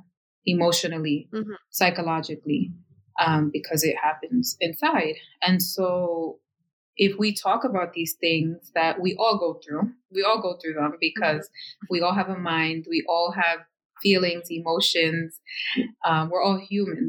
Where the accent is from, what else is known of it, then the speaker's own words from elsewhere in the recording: Yonkers, New York, United States; here in my hometown of Yonkers